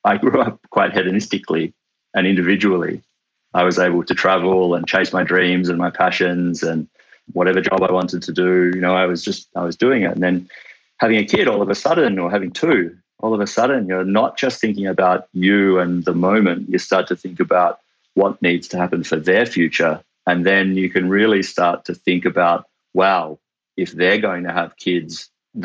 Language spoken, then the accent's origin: English; Tasmania, Australia; moved away; I grew up in Tasmania